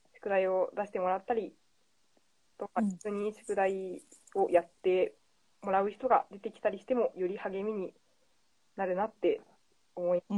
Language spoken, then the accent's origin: Japanese; Fukuoka, Japan; moved away; 出身が福岡です